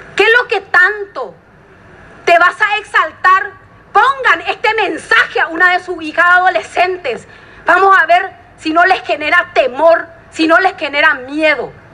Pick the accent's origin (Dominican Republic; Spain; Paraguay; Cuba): Paraguay; Villa Elisa, Central; Nací en Villa Elisa, crecí en Villa Elisa.